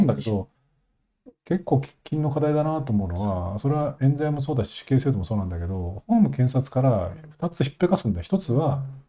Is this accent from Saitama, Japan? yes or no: no; Nagano, Japan; 僕長野出身で